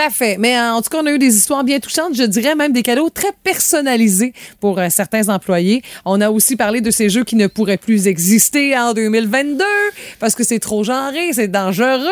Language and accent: French; Quebec, Canada; chez nous au Québec